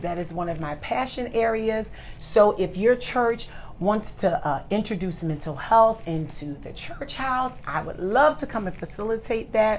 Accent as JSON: {"language": "English", "town": "Philadelphia", "region": "Pennsylvania", "country": "United States", "said": "I'm from Philly"}